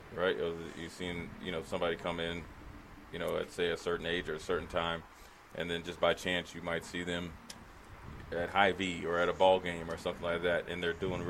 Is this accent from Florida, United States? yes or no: no; Washington, District of Columbia, United States; Me being from D.C.